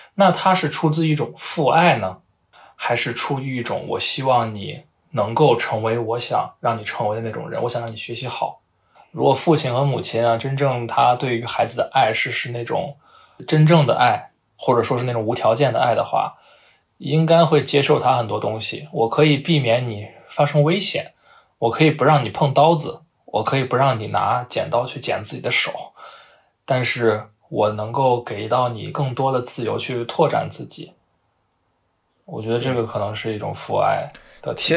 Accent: Xi'an, Shaanxi, China; moved away; 我的老家在西安嘛

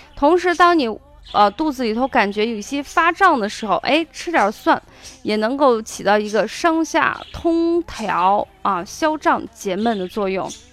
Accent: Shaanxi, China; accent: Shaanxi dialect; 用我们陕西话说

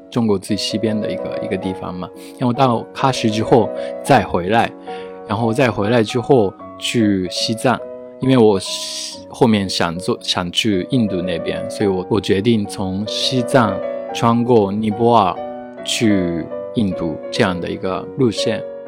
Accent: Japan; Chinese is a second language; moved away as an adult; also born or lived in Osaka; now in Beijing, China; 我是来自日本的建筑师，现在住在北京

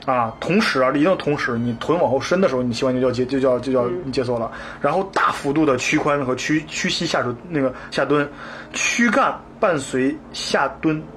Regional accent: northern China, China; 因为我是北方人

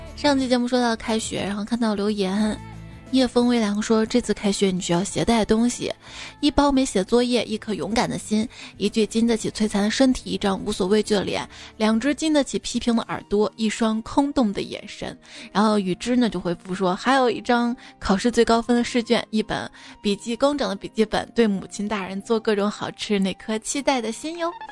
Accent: Xi'an, Shaanxi, China; 我们长乐坡，因为我小时候在这边待过一段时间嘛

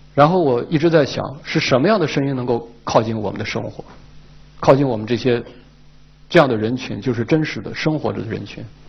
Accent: Ningxia, China; 我们宁夏人把花儿已经不用令去唱

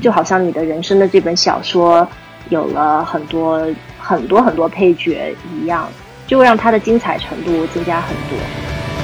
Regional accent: Mountain City, Chongqing, China; moved away as an adult; now in United States; 在山城长大

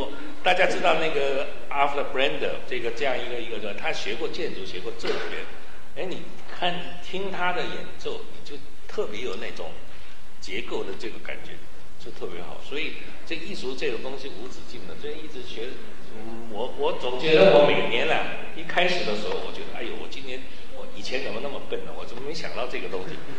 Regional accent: Shanghai, China; 那么其实我小时候在上海的时候也听过很多，呃，那个粤曲，我也很喜欢粤曲

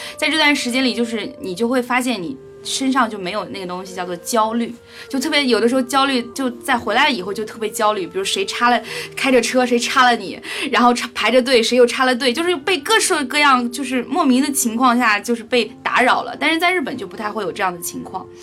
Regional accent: China; 我们中文人

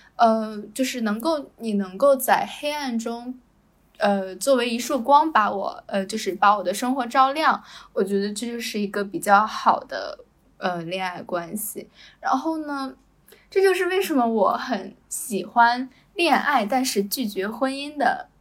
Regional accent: China; moved away as an adult; now in Malaysia; 中国男生有的时候，就是我们同，同样生长在一个环境

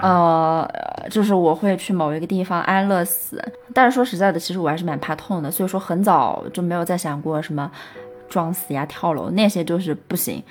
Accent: Chengdu, Sichuan, China; 后来呢，我又是在成都的一个区带大，然后跟爷爷奶奶在一起

